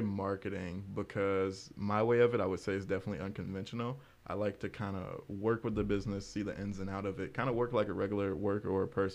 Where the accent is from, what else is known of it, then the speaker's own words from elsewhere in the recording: Detroit, Michigan, United States; also born or lived in Ohio; now in Lansing, United States; I'm originally from Detroit, okay. West side of Detroit. That's where I grew up pretty much my whole life until fifth grade. I was a little bit back and forth in Ohio, too.